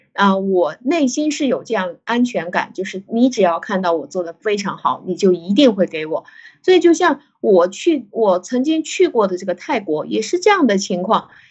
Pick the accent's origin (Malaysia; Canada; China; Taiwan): China; 我们中国人